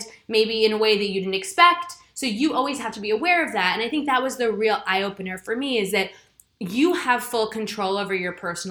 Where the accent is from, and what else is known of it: New York City, New York, United States; born or raised there; moved away as an adult; now in United Kingdom